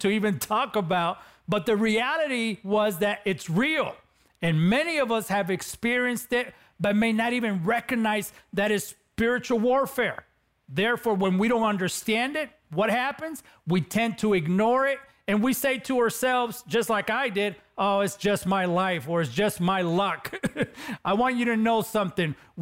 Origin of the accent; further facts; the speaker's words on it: Los Angeles, California, United States; accent: Latino; growing up in East LA, California, I was involved in gangs